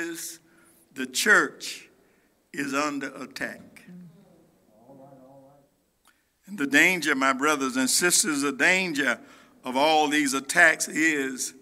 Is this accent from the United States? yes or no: yes; United States; as an American